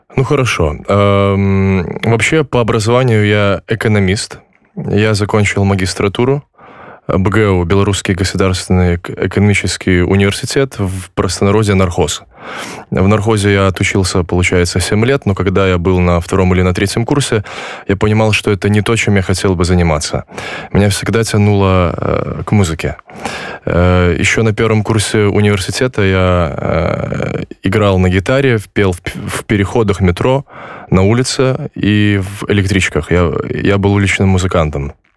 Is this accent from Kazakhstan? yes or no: no; Belarus; moved away as an adult; now in Poland; я родился в Беларуси, но э, мои предки жили в Польше